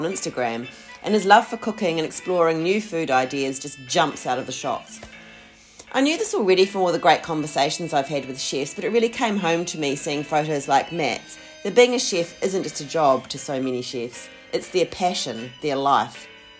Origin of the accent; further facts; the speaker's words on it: Christchurch, Canterbury, New Zealand; now in Melbourne, Australia; No, I'm from Christchurch.